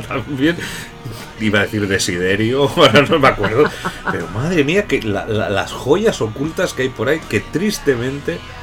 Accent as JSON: {"language": "Spanish", "region": "Catalonia", "country": "Spain", "said": "yo, como buen catalán"}